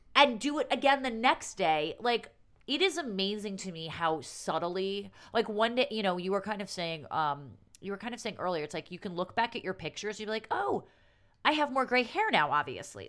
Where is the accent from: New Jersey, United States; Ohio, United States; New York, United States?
New York, United States; New York City; as a New Yorker